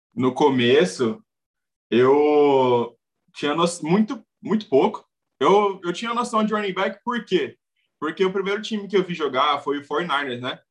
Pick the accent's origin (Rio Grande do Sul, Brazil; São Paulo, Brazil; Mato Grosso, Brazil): Mato Grosso, Brazil; Cuiabá; eu sou de Cuiabá